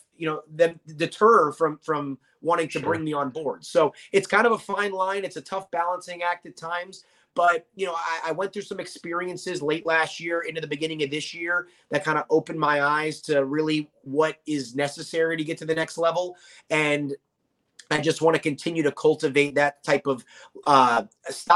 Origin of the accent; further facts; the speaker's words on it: Norfolk, Virginia, United States; I grew up born and raised in Norfolk, Virginia.